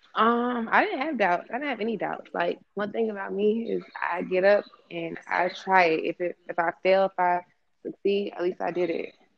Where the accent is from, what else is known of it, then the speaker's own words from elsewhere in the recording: Atlanta, Georgia, United States; also born or lived in Los Angeles, California / Marietta, Georgia / Decatur, Georgia; Came to Atlanta through my mom and dad as a child. So I was raised here. So really from Georgia